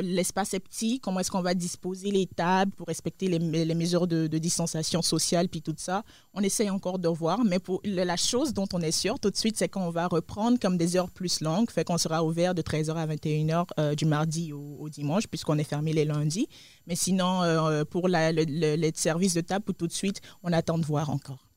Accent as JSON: {"language": "French", "country": "Côte d’Ivoire", "moved": "yes", "said": "je viens de la Côte d'Ivoire, de l'Afrique de l'Ouest"}